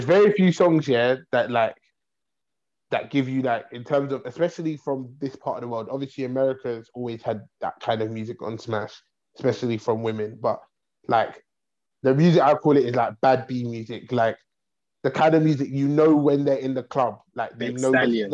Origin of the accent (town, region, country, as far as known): the North, Northern Ireland, United Kingdom